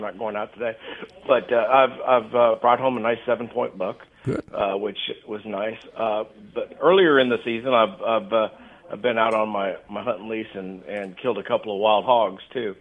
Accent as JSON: {"language": "English", "area": "Johnson County", "region": "Kansas", "country": "United States", "tie": "born or raised there", "moved": "as an adult", "said": "I grew up in eastern Kansas uh, in uh, in Johnson County, Kansas"}